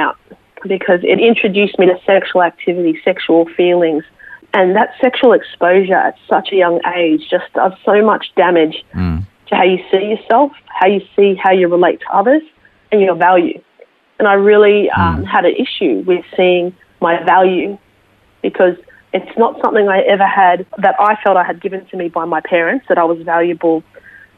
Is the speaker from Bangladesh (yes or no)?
no; Sydney, New South Wales, Australia; moved away as an adult; also born or lived in Brisbane; I was born in Sydney, and that's where I grew up